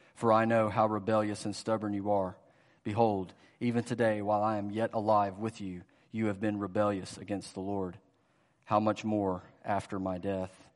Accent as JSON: {"language": "English", "town": "Greenville", "region": "South Carolina", "country": "United States", "tie": "born or raised there", "moved": "as an adult", "lives_now": "Louisville, United States", "said": "I grew up in Greenville, South Carolina, Greenville, Spartanburg area."}